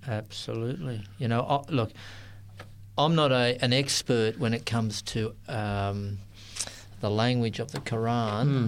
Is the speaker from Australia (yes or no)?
yes; Sydney, New South Wales, Australia; I grew up in Sydney